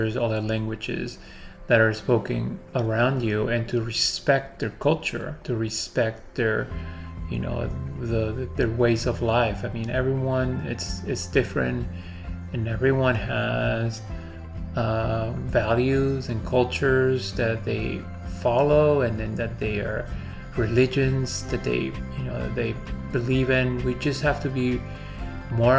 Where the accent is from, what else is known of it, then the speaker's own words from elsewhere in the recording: United States; first language Spanish; English is a second language; also born or lived in Peru; very heavy influence of the American culture, because that's where, this is where I grew up, and this is where I've lived most of my life.